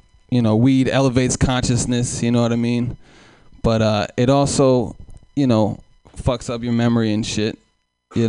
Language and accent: English; Oakland, California, United States; I'm from Oakland, East Oakland, California